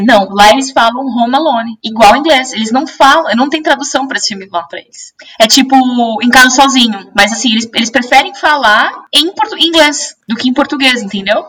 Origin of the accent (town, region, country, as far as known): Brazil; accent: Brazilian